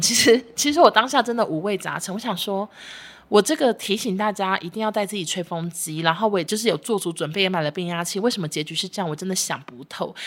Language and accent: Chinese; Taiwan; 我们台湾人